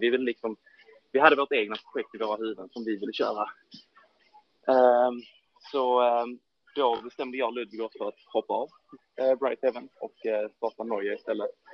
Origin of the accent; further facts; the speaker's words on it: Ystad, Skåne, Sweden; min hemstad Ystad